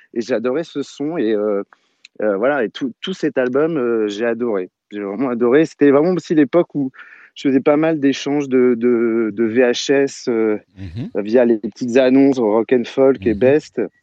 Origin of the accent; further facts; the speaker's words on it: Saint-Brieuc, Brittany, France; je vais chez mon disquaire en Bretagne, parce que je suis breton, à Saint-Brieuc